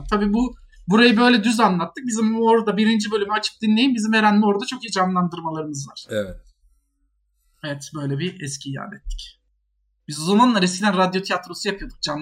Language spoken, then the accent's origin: Turkish; Antalya, Turkey; Mehmet abi Antalya ben.